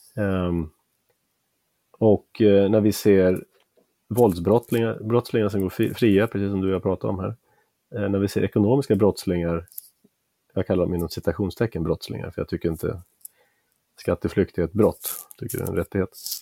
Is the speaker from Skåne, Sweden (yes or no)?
no; outside Uppsala, Uppsala County, Sweden; also born or lived in Bavaria, Germany (paternal ancestry) / Stockholm / California / Pennsylvania; sen har jag växt upp utanför Uppsala